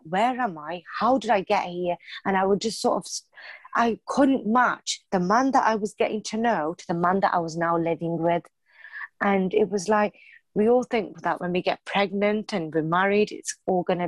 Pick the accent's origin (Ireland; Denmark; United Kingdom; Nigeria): United Kingdom; born or raised there